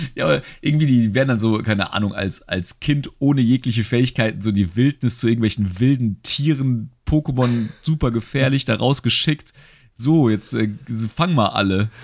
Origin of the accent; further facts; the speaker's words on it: Germany; als Deutscher